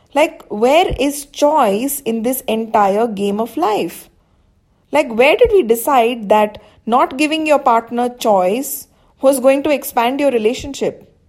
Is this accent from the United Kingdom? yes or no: no; India; I'm from India